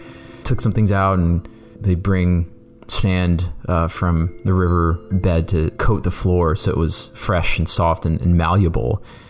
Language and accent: English; Canton, Ohio, United States; You know, I grew up in Canton, Ohio. I am first generation Indian American.